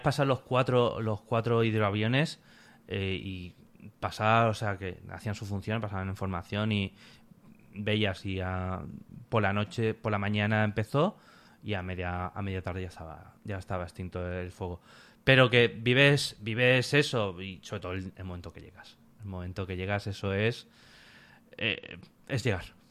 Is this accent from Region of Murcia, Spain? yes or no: no; Alicante, Valencian Community, Spain; De Alicante